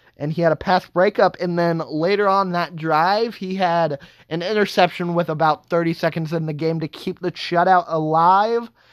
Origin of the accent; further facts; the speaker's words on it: Kingman, Kansas, United States; my hometown Kingman Eagles football team